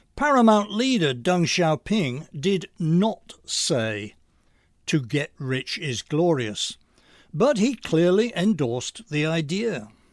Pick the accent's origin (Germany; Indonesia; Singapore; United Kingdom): United Kingdom; England; now in Long Island, United States; I'm originally from England